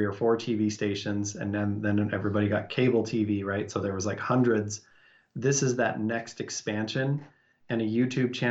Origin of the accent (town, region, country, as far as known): Salt Lake City, Utah, United States; born or raised there